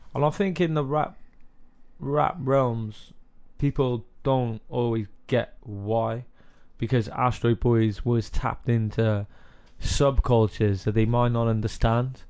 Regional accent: Cardiff, Wales, United Kingdom; accent: Cardiff; I'm from Car- like from Cardiff and that's how we like speak round here

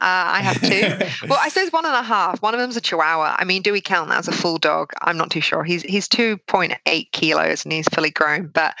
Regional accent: United Kingdom; now in Sydney, Australia; But yes, I am originally from the UK, but I live in Sydney, Australia now.

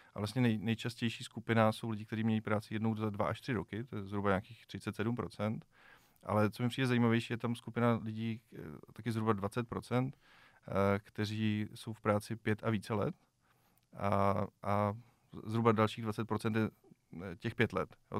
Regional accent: Czechia

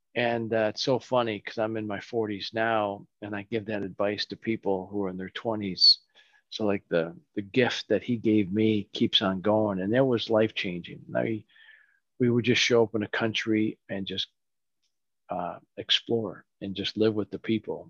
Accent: Michigan, United States; moved away as an adult; now in California, United States; I grew up in Michigan, uh, Midwest boy

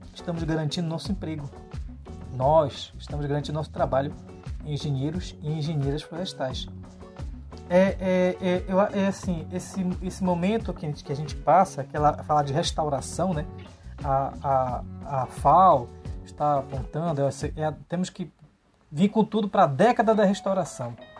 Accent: Portel, Pará, Brazil; no município de Portel, onde eu nasci. Né? Eu nasci no município de Portel

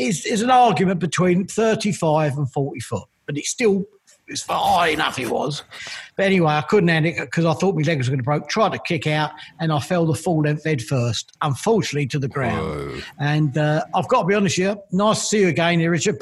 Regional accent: London, United Kingdom; moved away as an adult; also born or lived in North Suffolk; now in Suffolk, United Kingdom; I'm from good old Canning Town and brought up there

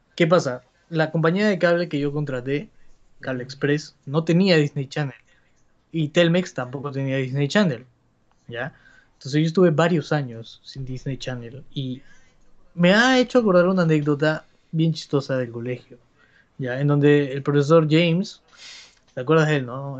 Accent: Peru; somos peruanos

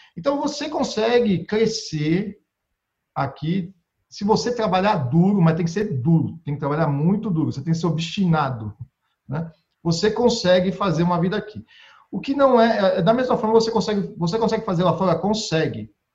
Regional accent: Brazil; eu sou brasileiro

